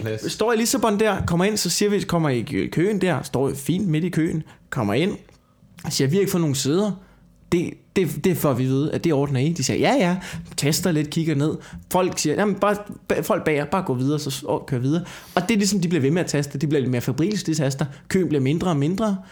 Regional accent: Denmark; som dansker

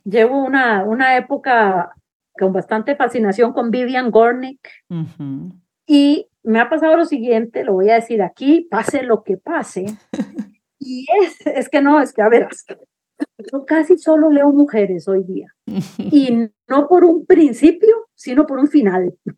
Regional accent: San José, Costa Rica; moved away; Yo soy urbana, yo soy de San José

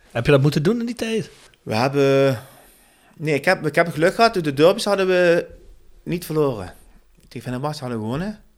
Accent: Turkey; meer waar ik vandaan kom. Dat is meer naar Ankara.

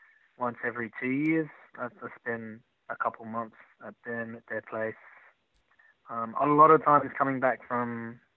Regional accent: Sydney, New South Wales, Australia; first language Chinese and English; now in Melbourne, Australia; Sydney, I grew up in Croydon Park, Sydney

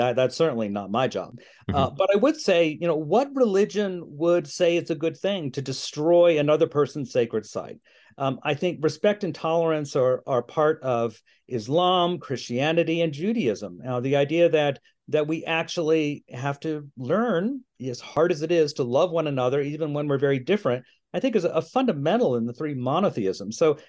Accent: Virginia, United States; I grew up in Virginia, and you know, our idea of going on a pilgrimage was going to a Civil War battle site.

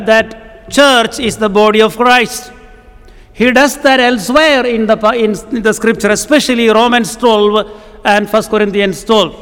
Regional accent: Kerala, India; first language Malayalam; English is a second language; I come from a state called Kerala in South India

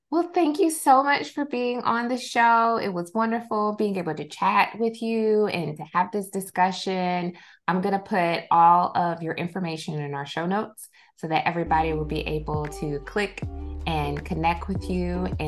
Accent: the South, United States; maybe it's because like I grew up in the South, but growing up, I would often hear specifically like Black families think of a doula

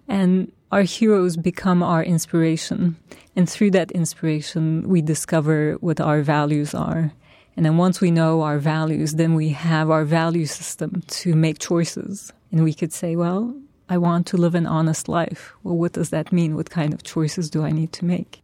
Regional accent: Turkey; now in New York, United States; my roots are in Turkey. That's my past. That's why, where I grew up and that's my culture, my family

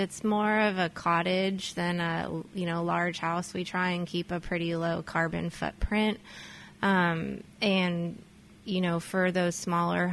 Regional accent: Stockton, California, United States; moved away as an adult; now in Napa, United States; I grew up in San Joaquin Valley in Stockton, California, which is the Central Valley here in California

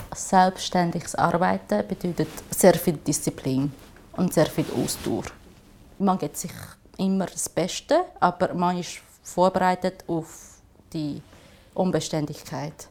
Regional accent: Shanghai, China; also born or lived in Zurich; now in Switzerland; ich komme ursprünglich aus China, Shanghai und seit äh, 18 Jahren lebe ich da in der Schweiz

